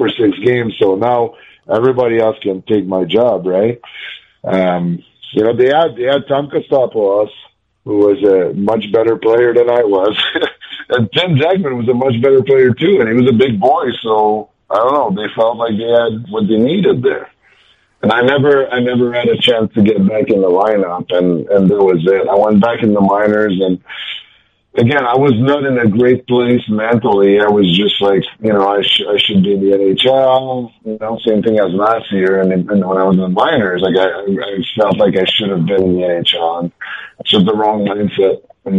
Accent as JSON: {"language": "English", "region": "Quebec", "country": "Canada", "tie": "born or raised there", "said": "I wish so bad that I was going to sign in Montreal, right? Like, that was, you know, I grew up in Quebec."}